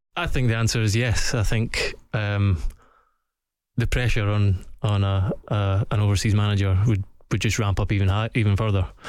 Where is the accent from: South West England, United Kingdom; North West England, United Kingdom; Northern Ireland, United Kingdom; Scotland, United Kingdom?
Scotland, United Kingdom; as a Scotsman